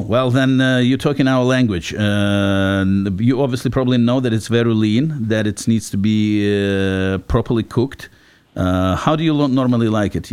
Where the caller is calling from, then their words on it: Haverstraw, New York, United States; I'm calling from Haverstraw, New York